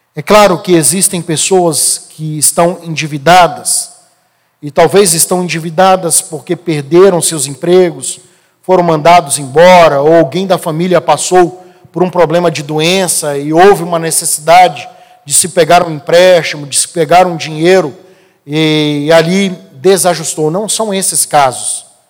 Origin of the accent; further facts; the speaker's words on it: Brasília, Federal District, Brazil; eu cresci aqui no Guará